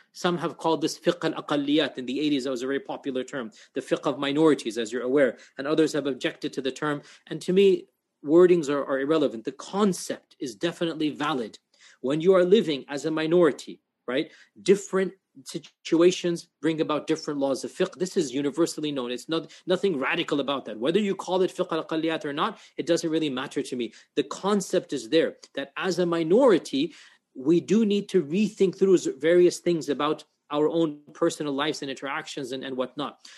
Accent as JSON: {"language": "English", "country": "United States", "said": "I speak as an American"}